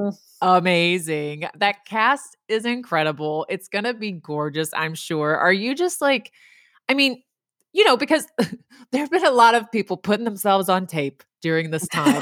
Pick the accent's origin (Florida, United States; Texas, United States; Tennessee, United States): Texas, United States; I'm from Texas